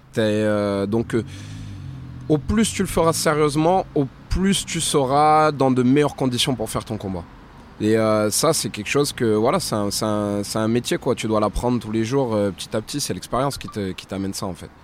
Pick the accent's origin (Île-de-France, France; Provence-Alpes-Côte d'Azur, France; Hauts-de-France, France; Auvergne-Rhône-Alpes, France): Auvergne-Rhône-Alpes, France; Clermont-Ferrand; chez moi à Clermont